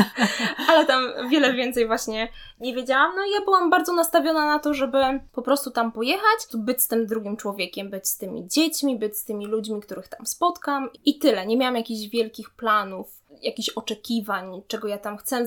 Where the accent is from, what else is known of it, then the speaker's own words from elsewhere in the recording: Poland; also born or lived in Łódź, Poland / Mozambique; ja jestem Polką, że ja mieszkam w Polsce, że to jest dom